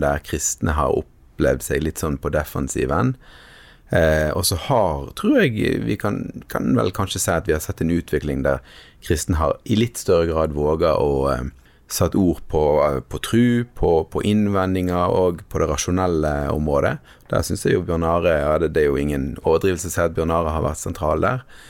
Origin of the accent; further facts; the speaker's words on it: Western Norway, Norway; jeg har vokst opp eh, på Vestlandet, her vi sitter nå